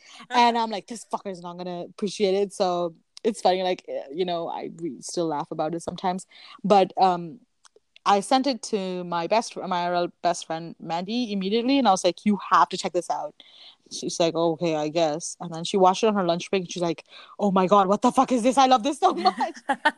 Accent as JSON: {"language": "English", "region": "central Canada", "country": "Canada", "said": "we're Canadian, we're in Canada"}